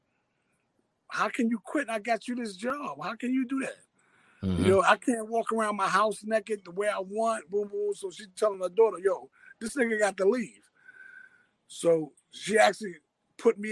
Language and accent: English; New York City, New York, United States; I'm born and raised in Harlem, Harlem Hospital, through and through. I'm Harlem all the way out